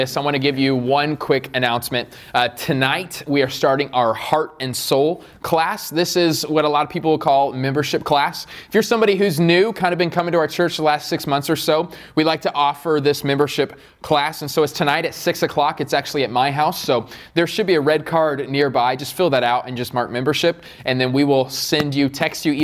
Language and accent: English; Queen Creek, Arizona, United States; also born or lived in Riverside; I am from Queen Creek